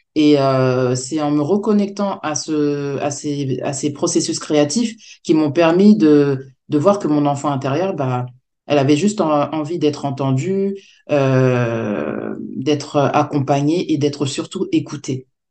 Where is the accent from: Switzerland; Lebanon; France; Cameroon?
France; Je suis née en France, de parents africains.